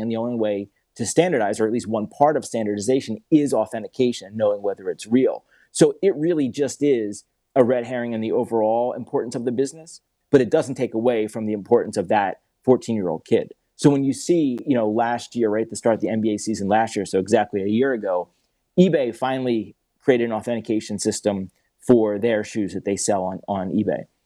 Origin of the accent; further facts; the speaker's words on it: Philadelphia, Pennsylvania, United States; also born or lived in Atlanta; I grew up in Philadelphia.